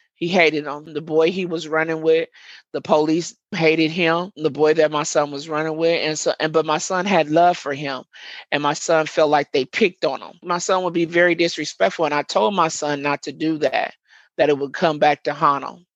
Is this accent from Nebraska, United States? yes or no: yes; Omaha, Nebraska, United States; Murder Town is the neighborhood that I was born and raised in.